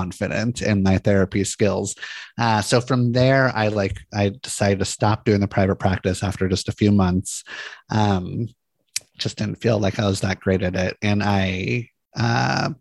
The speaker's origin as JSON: {"language": "English", "town": "Santa Monica", "region": "California", "country": "United States", "tie": "born or raised there", "said": "I grew up in Santa Monica, California, really pretty beach town"}